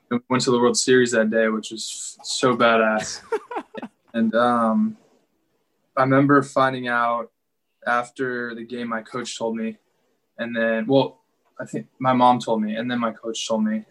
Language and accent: English; Chicago, Illinois, United States; I was from the Chicago area